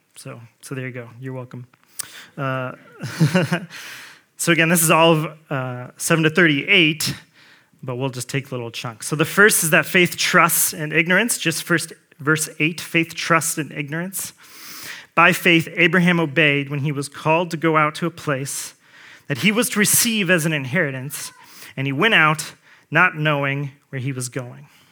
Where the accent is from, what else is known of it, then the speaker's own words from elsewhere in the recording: Colts territory, Indiana, United States; I grew up in Colts territory